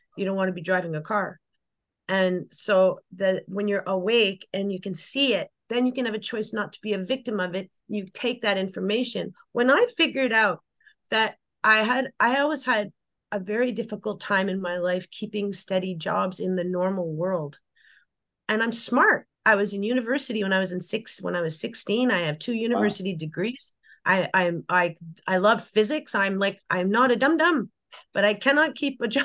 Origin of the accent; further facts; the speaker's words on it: Canada; I had a different kind of growing up in Canada than you might imagine